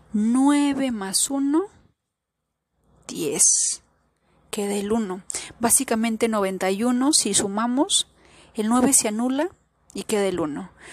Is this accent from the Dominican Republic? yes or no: no; Peru; yo nací en Perú